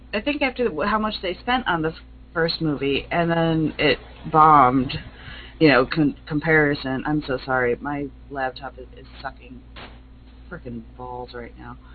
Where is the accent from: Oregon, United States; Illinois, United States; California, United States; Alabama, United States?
Illinois, United States; Chicago; I'm Chicagoan